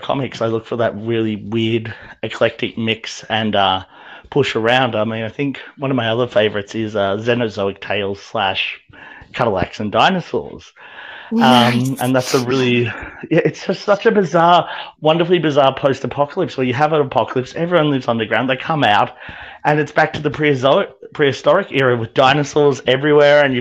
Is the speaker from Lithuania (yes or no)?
no; Australia; growing up in Australia